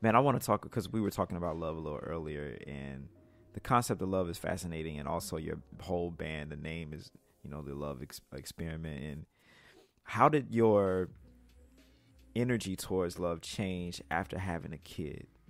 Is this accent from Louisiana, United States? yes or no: no; Mississippi, United States; I'm from Mississippi